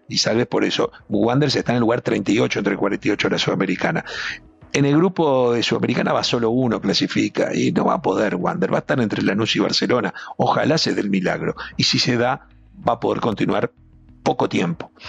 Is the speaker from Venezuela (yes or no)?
no; Uruguay; porque somos Uruguay